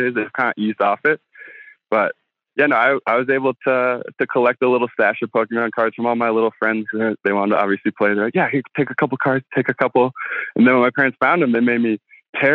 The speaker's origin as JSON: {"language": "English", "region": "Midwest", "country": "United States", "tie": "born or raised there", "said": "I grew up in the Midwest in a pretty religious family"}